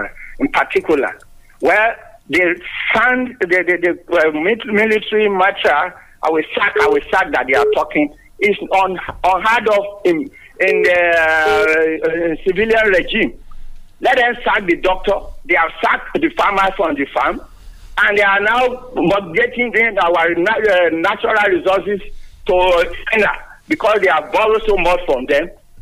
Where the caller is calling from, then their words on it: Lagos, Nigeria; I'm calling from Lagos.